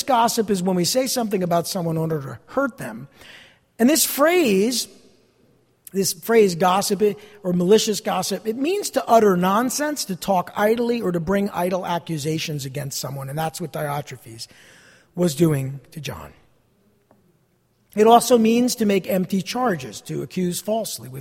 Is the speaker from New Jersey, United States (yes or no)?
yes; New Jersey, United States; I'm from New Jersey